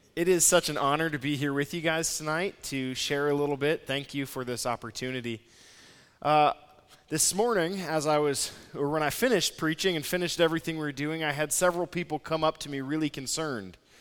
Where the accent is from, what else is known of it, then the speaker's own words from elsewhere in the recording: Nebraska, United States; moved away; also born or lived in San Francisco / Saint Louis; I'm from Nebraska.